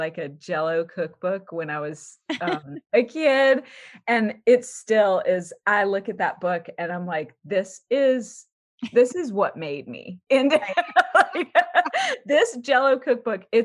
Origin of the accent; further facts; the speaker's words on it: Baton Rouge, Louisiana, United States; moved away as an adult; also born or lived in New Orleans; now in Los Angeles, United States; My family's from New Orleans, but I grew up in Baton Rouge, and I came very far west to Los Angeles to go to CalArts such a long time ago